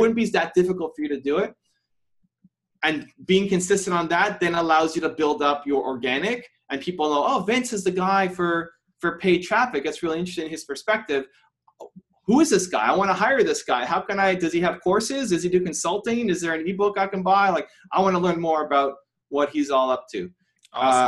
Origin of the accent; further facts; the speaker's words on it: Canada; also born or lived in Toronto; I'm from Canada. I'm, I'm in Toronto right now